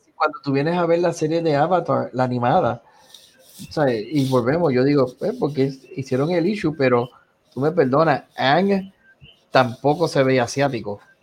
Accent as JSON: {"language": "Spanish", "country": "Puerto Rico", "said": "soy puertorriqueño"}